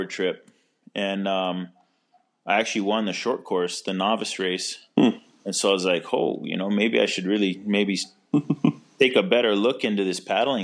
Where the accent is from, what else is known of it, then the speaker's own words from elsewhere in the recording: Kailua, Hawaii, United States; also born or lived in Kauai; now in Maui, United States; I grew up in Kailua, on Oahu. As a kid, we moved all over the state.